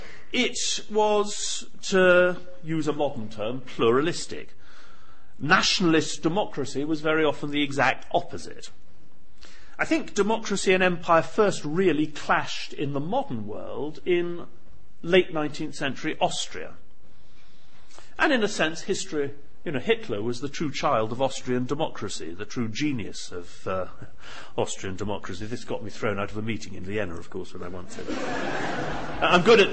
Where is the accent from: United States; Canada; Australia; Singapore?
Singapore; born there; I was born in Singapore. My father was born in Germany. My mother's Irish and French.